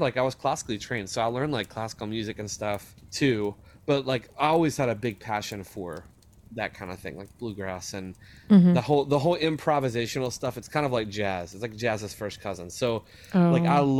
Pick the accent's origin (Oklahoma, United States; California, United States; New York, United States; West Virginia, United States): West Virginia, United States; I grew up on the Kanawha River in West Virginia, and like it's called the Kanawha Valley